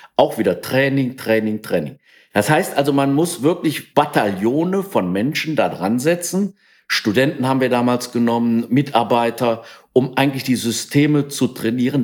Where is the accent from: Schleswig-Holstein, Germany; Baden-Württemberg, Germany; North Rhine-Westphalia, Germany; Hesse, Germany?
North Rhine-Westphalia, Germany; Langenfeld; ich bin in Langenfeld geboren